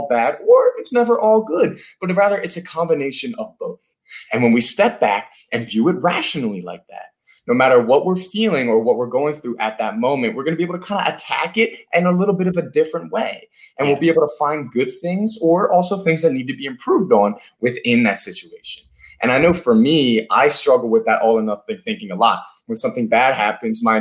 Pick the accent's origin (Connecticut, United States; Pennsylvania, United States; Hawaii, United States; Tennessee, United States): Pennsylvania, United States; Philadelphia; I'm from Philadelphia. I live in Center City, Philadelphia here